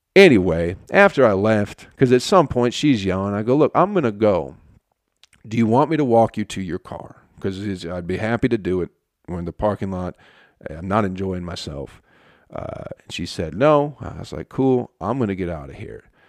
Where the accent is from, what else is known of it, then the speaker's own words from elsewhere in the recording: Michigan, United States; moved away as an adult; also born or lived in Utica, New York; now in Atlanta, United States; I was from Michigan